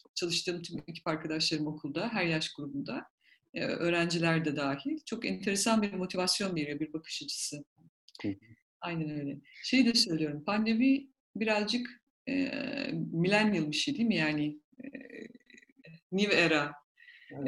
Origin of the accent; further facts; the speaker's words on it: Black Sea Region, Turkey; ben Karadenizliyim